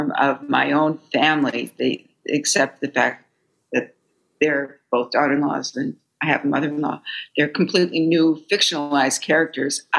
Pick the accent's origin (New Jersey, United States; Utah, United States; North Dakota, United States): North Dakota, United States; Fargo; moved away as an adult; now in New York, United States; I was raised in Fargo, North Dakota.